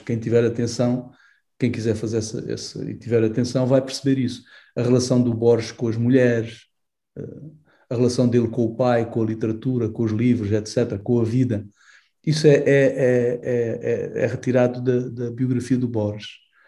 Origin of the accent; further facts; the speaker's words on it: Angola; eu cresci eh, em Angola